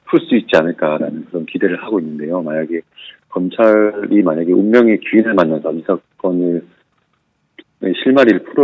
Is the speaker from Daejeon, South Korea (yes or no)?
no; Busan, South Korea; 제가 사실 부산이